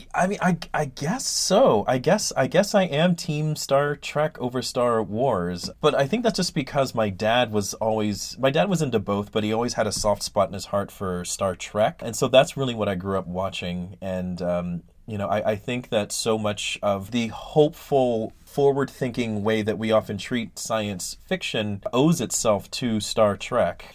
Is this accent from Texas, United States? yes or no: yes; Ben Wheeler, Texas, United States; it's a small town called Ben Wheeler, Texas